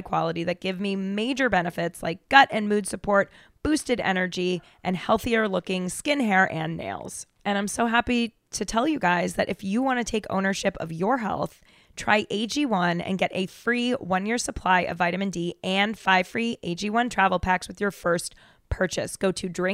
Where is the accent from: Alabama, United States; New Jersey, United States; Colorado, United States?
Colorado, United States; Denver; I'm from Denver